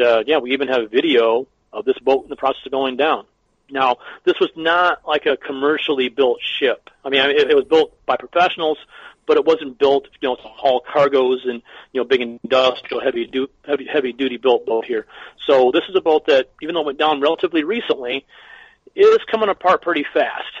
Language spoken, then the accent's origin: English; Michigan, United States; we're from Michigan